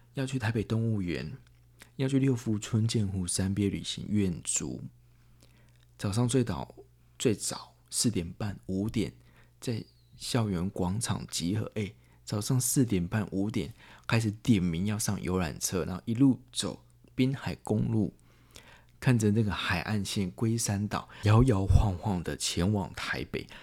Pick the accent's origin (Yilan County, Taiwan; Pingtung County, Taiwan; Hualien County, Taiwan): Yilan County, Taiwan; 很多北部的朋友都来到我们宜兰这边